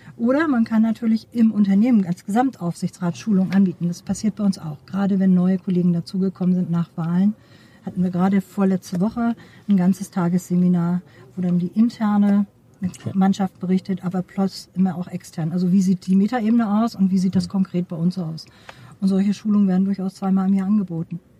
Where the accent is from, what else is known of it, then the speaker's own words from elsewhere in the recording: Neumünster, Schleswig-Holstein, Germany; ich komme aus Neumünster, bin da geboren